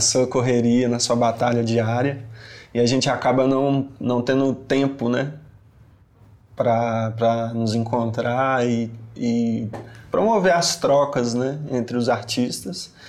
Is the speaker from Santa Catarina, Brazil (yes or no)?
no; Belo Horizonte, Minas Gerais, Brazil; A rua Ritmo, que é onde eu cresci, onde tá a minha história, minha infância